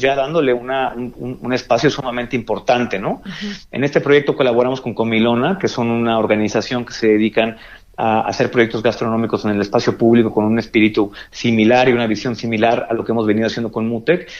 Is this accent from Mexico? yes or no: yes; Mexico; como mexicanos pues tenemos mucho que presumir